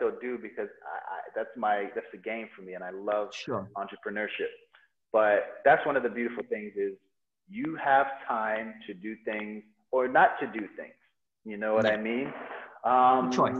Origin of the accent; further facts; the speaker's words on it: United States; moved away as an adult; also born or lived in Nigeria; now in Bali, Indonesia; I grew up in America